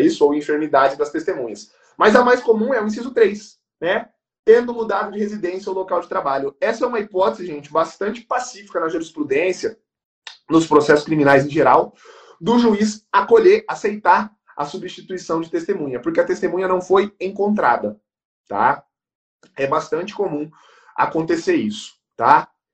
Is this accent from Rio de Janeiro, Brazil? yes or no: no; Campo Grande, Mato Grosso do Sul, Brazil; somos de Campo Gr-, somos de Campo Grande, Mato Grosso do Sul